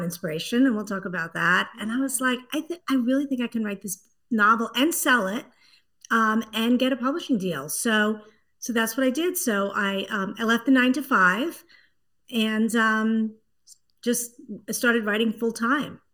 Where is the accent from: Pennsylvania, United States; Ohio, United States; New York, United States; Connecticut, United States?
New York, United States; New York City; accent: Brooklyn; moved away as an adult; also born or lived in Washington, D.C. / Boston, Massachusetts; now in Hull, United States; I grew up in Brooklyn, New York.